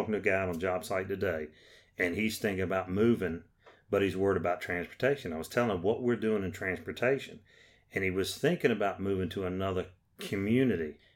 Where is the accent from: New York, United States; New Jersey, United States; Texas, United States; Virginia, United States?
Virginia, United States; James City County; I come from James City County.